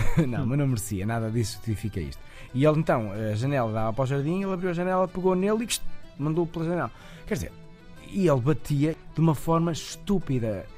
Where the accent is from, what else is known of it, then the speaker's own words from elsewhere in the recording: Portugal; eu sou natural de Moris, que é uma cidade ah, à beira-mar